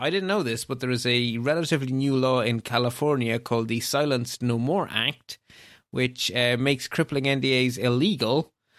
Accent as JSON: {"language": "English", "country": "Belgium", "said": "My home country of Belgium is in the same boat."}